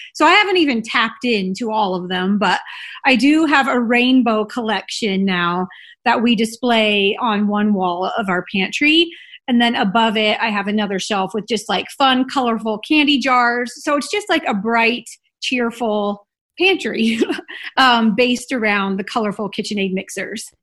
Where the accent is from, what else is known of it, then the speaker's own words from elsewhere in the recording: Illinois, United States; moved away as an adult; also born or lived in Salt Lake City, Utah; now in Utah, United States; I grew up in Illinois in a very small town